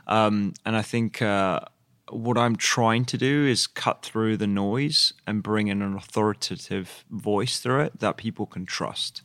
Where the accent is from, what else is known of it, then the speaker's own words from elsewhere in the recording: London, United Kingdom; I grew up in East London, um, with my parents, uh, who are both of Indian origin